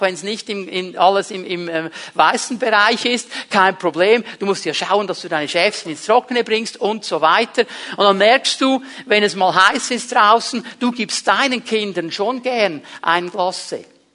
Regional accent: Switzerland; Ich habe mich abgelehnt gefühlt weil mein Vater Italiener war. In diesem kleinen Kuhdorf, wo ich aufgewachsen bin, da war man als Ausländer zum damaligen Zeitpunkt einfach nichts wert. Ich habe mir so gewünscht, ein Schweizer zu sein

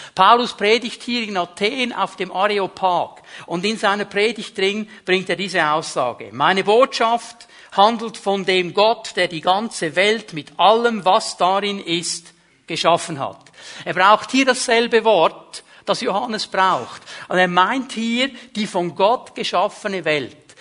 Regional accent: Switzerland; ich bin Schweizer

